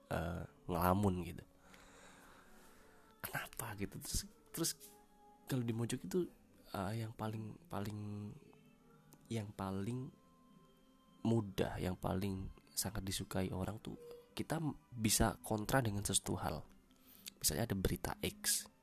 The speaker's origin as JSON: {"language": "Indonesian", "town": "Jember", "region": "East Java", "country": "Indonesia", "said": "karena gue orang Jember gue mengangkat tentang how to speak Pandalungan dialek gitu"}